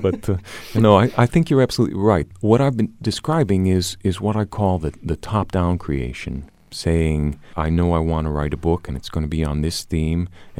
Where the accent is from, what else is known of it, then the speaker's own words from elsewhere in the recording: Bangkok, Thailand; also born or lived in Chicago, United States; Actually, I was born in Chicago and went to Bangkok as an 11-year-old and spent my teen years there, not quite 10.